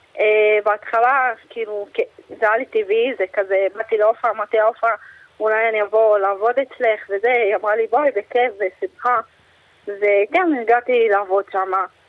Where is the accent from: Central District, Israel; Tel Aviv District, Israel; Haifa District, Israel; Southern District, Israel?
Southern District, Israel; Beersheba; גדלתי במשפחתון אצל עופרה בבאר שבע, אה, מגיל שמונה עד שמונה עשרה